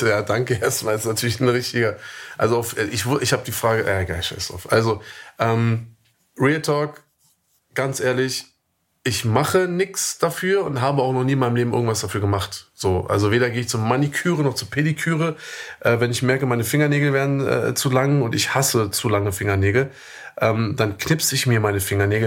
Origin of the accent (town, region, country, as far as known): Germany; born or raised there; moved away as an adult